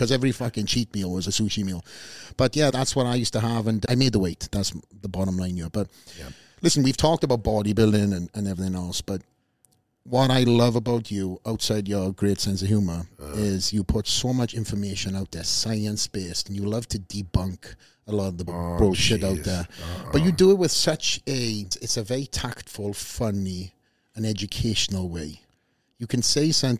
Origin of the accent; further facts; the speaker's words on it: United Kingdom; as a Brit